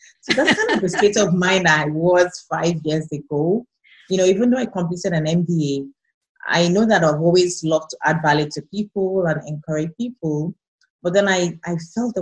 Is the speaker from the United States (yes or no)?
no; Nigeria; moved away as an adult; now in Canada; I moved halfway across the world from Nigeria, where I'm originally from, to Canada.